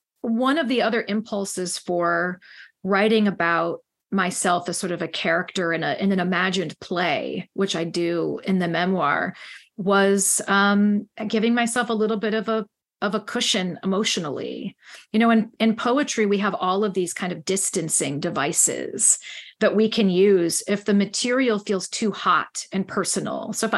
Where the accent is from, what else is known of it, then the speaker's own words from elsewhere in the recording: Ireland; Oh, yes, I'm Irish. Yes, I can.